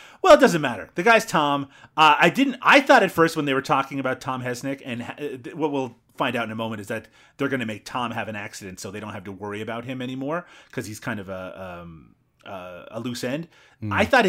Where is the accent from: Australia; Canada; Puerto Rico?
Canada; Newfoundland and Labrador; the furthest eastern point in North America. Yes, and yeah, that is where I'm from. Thank you. But yeah, no, yeah, you're right. Everyone I grew up with talks ridiculously, and so do I at times.